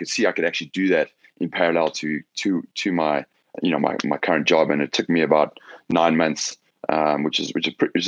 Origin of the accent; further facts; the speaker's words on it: South Africa; moved away as an adult; also born or lived in Johannesburg / London; now in Los Angeles, United States; I'm South African originally. I grew up there